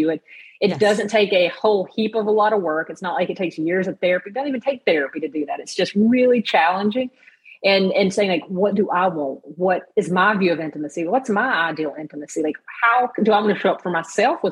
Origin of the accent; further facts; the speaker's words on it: the South, United States; I was raised in the South